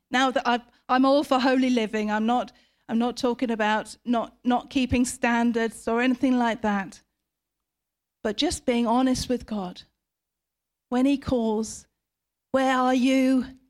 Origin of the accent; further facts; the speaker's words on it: United Kingdom; we, as British people